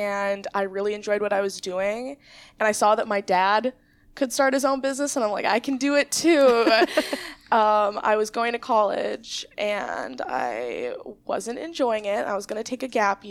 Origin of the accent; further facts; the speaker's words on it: Menomonie, Wisconsin, United States; growing up in Menominee, I was able to work a lot with my grandma in antique stores